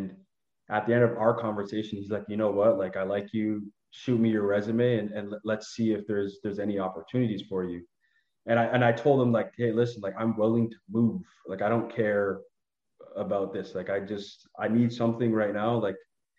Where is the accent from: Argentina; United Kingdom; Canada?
Canada; moved away as an adult; now in Toronto, Canada; I just moved away from my family and my hometown that I've spent so much time in. I moved to one of the biggest cities in Ottawa, in Canada, which is Toronto